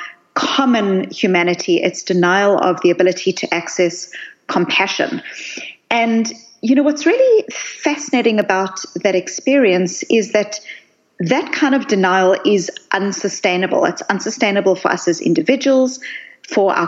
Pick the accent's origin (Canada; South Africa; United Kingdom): South Africa; I grew up in South Africa